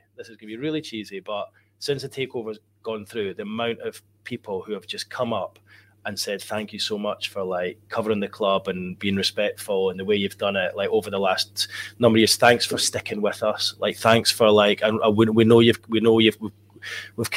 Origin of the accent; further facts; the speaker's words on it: Edinburgh, Scotland, United Kingdom; moved away as an adult; now in Newcastle upon Tyne, United Kingdom; living growing up in Edinburgh